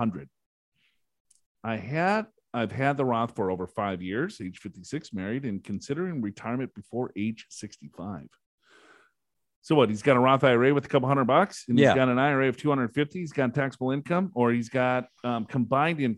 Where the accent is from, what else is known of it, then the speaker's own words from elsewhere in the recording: Minnesota, United States; I'm from Minnesota